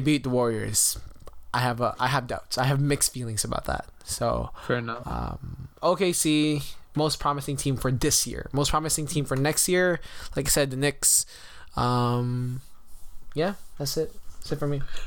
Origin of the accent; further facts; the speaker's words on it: Toronto, Ontario, Canada; I am from Toronto